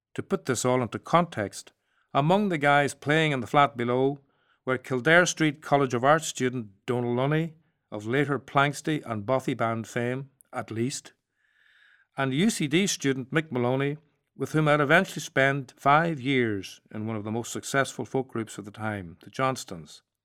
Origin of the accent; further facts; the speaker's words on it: Strabane, Northern Ireland, United Kingdom; Growing up in Strabane, a border town and attending that rare thing at the time, a mixed sex, mixed religion primary school in Northern Ireland.